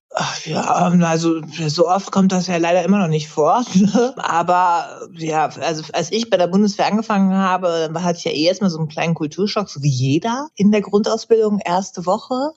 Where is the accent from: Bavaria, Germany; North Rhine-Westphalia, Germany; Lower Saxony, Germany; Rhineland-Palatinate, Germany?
Lower Saxony, Germany; near Hanover; ich bin ein bisschen weiter weg